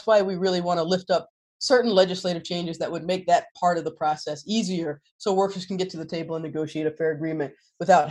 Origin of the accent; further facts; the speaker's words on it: North Carolina, United States; moved away; I'm originally from North Carolina.